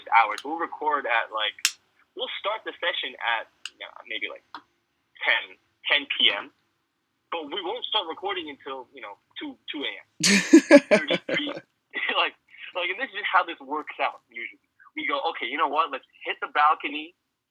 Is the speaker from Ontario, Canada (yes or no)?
yes; Toronto, Ontario, Canada; we're from Toronto